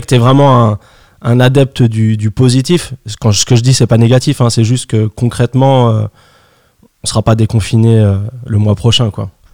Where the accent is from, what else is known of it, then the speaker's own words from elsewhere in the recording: France; chez nous en France